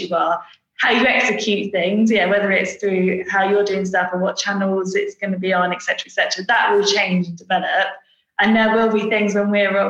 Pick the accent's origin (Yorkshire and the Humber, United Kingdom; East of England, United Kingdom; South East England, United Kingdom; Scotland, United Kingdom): East of England, United Kingdom; Brentwood; also born or lived in Preston; so I'm basically from Brentwood in Essex